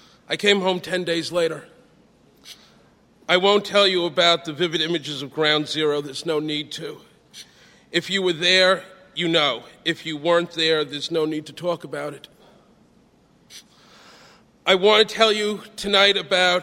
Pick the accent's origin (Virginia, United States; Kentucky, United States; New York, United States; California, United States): New York, United States; New York City; the South Bronx, where I'd grown up